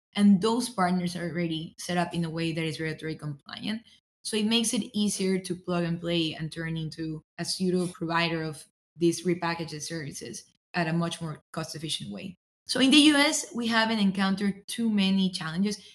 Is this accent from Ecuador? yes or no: yes; Ecuador; moved away as an adult; also born or lived in Philadelphia, United States; now in Southern California, United States; I'm originally from Ecuador. I was born and raised there in South America, came to the US as an international student to pursue my undergrad at UPenn